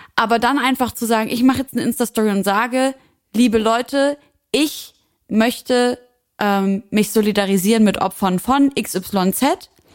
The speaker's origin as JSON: {"language": "German", "country": "Syria", "said": "für mich als Syrerin"}